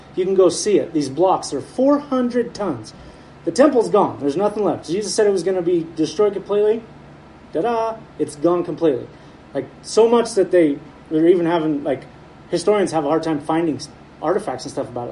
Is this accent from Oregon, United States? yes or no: yes; Heppner, Oregon, United States; where I grew up over in Heppner